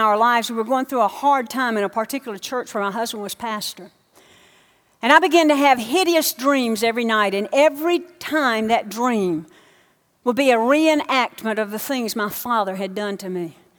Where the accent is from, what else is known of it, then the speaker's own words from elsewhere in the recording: Alabama, United States; I'm from Alabama. It's 5 to 11 there.